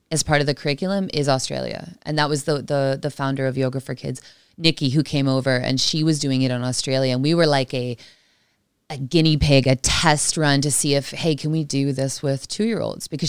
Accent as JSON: {"language": "English", "country": "Canada", "tie": "born or raised there", "said": "remember from from growing up in Canada"}